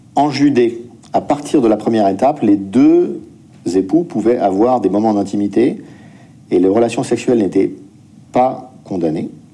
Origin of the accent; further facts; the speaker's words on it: France; en tant que Français